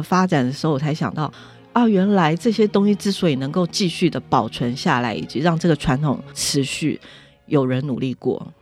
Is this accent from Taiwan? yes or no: yes; Taipei, Taiwan; 作为台北人好骄傲